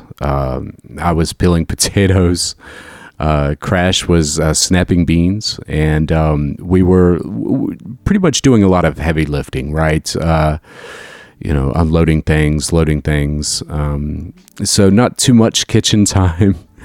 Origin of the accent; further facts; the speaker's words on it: Jacksonville, United States; moved away; also born or lived in Chicago; back in my hometown